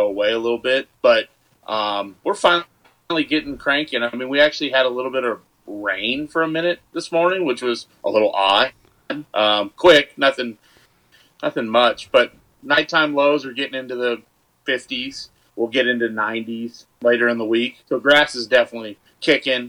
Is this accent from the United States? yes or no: yes; the Bay Area, California, United States; was born in the Bay.